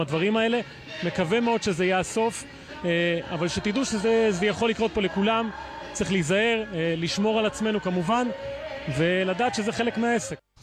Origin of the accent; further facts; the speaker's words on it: Israel; אנחנו מישראל